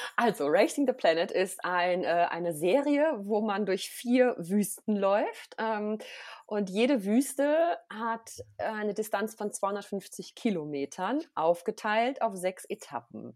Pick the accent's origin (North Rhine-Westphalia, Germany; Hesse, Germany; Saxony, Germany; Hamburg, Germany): North Rhine-Westphalia, Germany; moved away as an adult; also born or lived in Austria; now in St. Moritz, Switzerland; Also ich komme ursprünglich aus Nordrhein-Westfalen